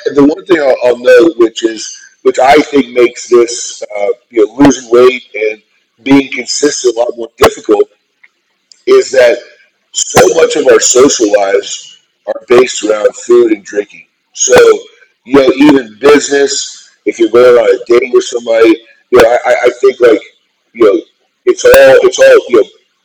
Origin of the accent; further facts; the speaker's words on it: Fort Worth, Texas, United States; I grew up in Fort Worth, Texas